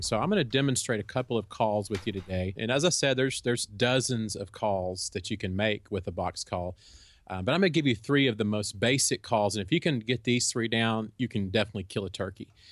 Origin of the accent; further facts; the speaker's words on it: Texas, United States; also born or lived in Kansas; we're from Texas and we, we live in Texas now, but we lived for a few years up in Kansas.